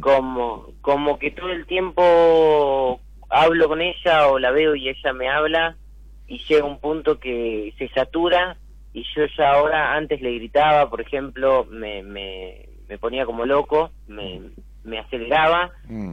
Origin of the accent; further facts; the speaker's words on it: Buenos Aires, Argentina; now in Tigre, Argentina; Yo soy acá de Caballito